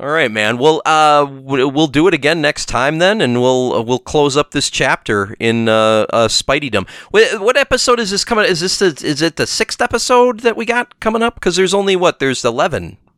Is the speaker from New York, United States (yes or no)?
no; Milwaukee, Wisconsin, United States; we're from there